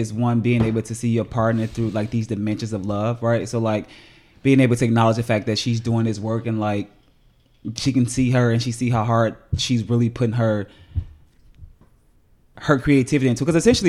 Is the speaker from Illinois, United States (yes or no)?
yes; Chicago, Illinois, United States; I'm not only am I gay, but like I'm black and I'm from the South Side of Chicago.